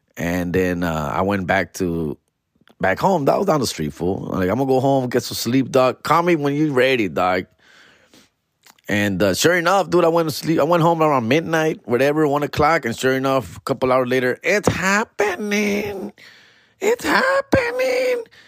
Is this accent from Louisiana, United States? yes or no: no; Huntington Park, California, United States; H P, my hometown